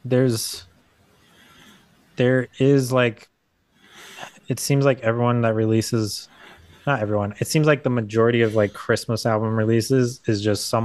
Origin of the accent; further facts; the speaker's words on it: California, United States; moved away; also born or lived in Utah; I grew up in California and it's always like warm